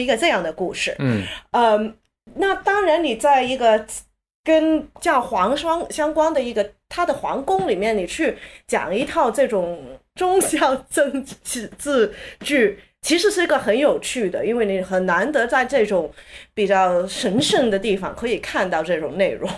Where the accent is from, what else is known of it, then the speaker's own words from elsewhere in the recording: Hong Kong; 我在香港长大的时候